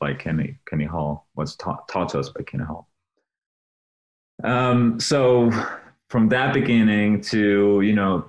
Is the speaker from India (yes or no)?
no; Sweden; moved away as an adult; I'm from Sweden